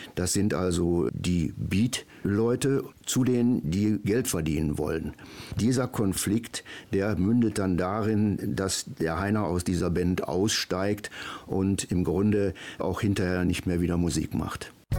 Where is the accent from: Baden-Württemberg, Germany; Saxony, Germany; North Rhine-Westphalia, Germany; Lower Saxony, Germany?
North Rhine-Westphalia, Germany; Duisburg; moved away as an adult; also born or lived in Moers-Schwafheim; now in Moers, Germany; Geboren bin ich in Duisburg-Hamborn, aufgewachsen in Duisburg-Meidrich.